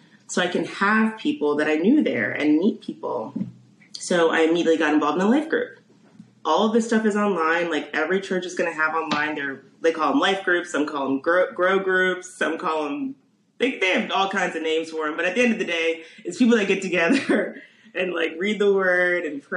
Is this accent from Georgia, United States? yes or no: no; Columbia, Maryland, United States; moved away as an adult; also born or lived in Washington, D.C. / St. Louis; now in Chicago, United States; I'm from Maryland. So born there, raised there, was there my whole life